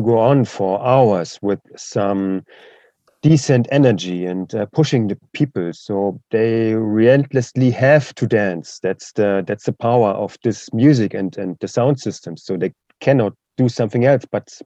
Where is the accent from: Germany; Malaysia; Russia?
Germany; eastern Germany; English is a second language; So I'm from Eastern Germany